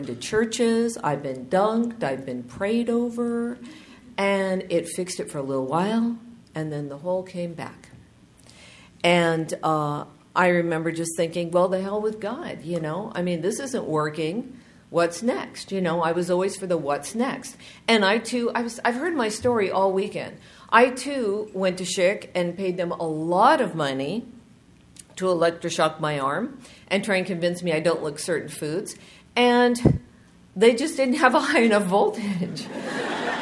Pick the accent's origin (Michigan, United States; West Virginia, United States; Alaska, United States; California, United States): California, United States; Southern; I'm from Southern California, and we would go to the beach every summer